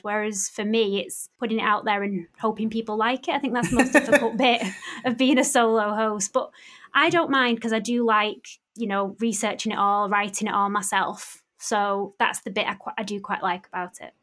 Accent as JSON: {"language": "English", "town": "Bury", "region": "North West England", "country": "United Kingdom", "tie": "born or raised there", "said": "my hometown in Bury"}